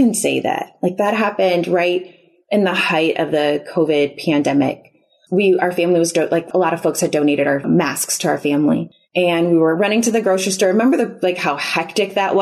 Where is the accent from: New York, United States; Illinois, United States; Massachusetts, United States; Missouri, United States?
Illinois, United States; Chicago; now in Houston, United States; we're originally from the Chicago area